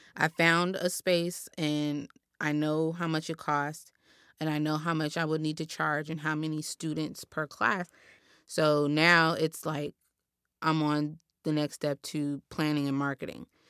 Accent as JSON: {"language": "English", "town": "Los Angeles", "region": "California", "country": "United States", "tie": "born or raised there", "said": "I was born and raised here in South Los Angeles"}